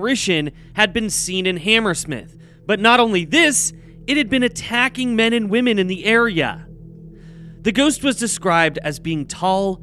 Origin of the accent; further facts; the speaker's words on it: Oregon, United States; now in Los Angeles, United States; I'm from Oregon